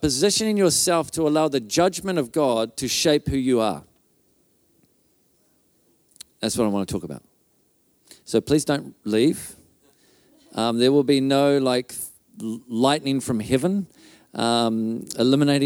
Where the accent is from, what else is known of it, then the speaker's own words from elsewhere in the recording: Auckland, New Zealand; moved away as an adult; now in Whangarei, New Zealand; before I moved to Whangarei, I grew up in Auckland